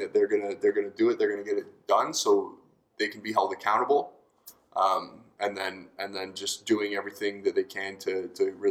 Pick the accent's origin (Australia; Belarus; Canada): Canada; growing up in the Canadian system